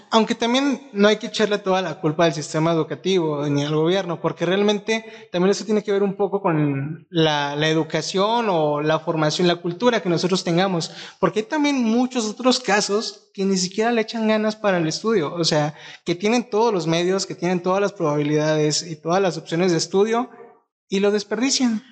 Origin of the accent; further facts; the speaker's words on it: Mexico; nos ayude a todos como mexicanos